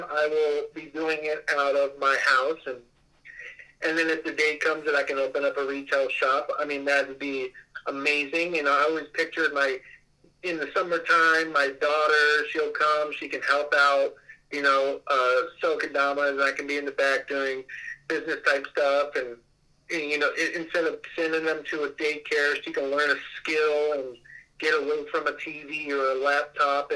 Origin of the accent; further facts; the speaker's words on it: Las Vegas, Nevada, United States; I'm from Las Vegas